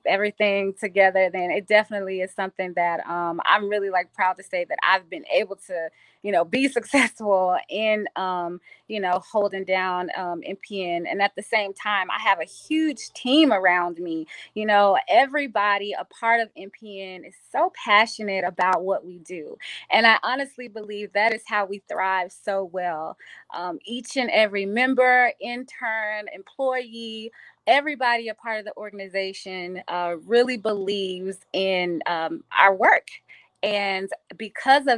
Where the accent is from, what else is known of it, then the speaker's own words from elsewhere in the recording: Dallas, Texas, United States; also born or lived in Washington, District of Columbia, United States; now in California, United States; I'm originally from Dallas